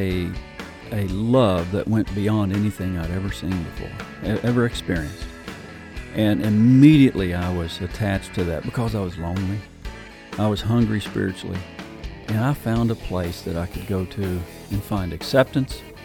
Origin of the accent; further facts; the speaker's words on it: West Virginia, United States; moved away; I grew up in West Virginia, a preacher's kid